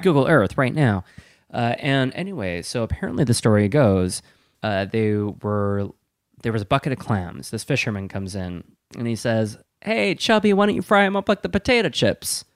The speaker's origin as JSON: {"language": "English", "region": "Wisconsin", "country": "United States", "also_born_or_lived": "East Coast", "moved": "as an adult", "said": "I'm from Wisconsin"}